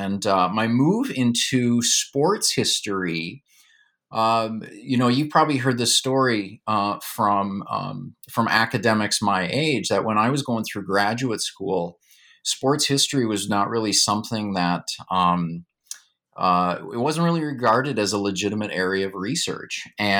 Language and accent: English; Duluth, Minnesota, United States; So in terms of my background, I grew up in Duluth, Minnesota, and I'm someone, I still love winter. I love the cold and snow.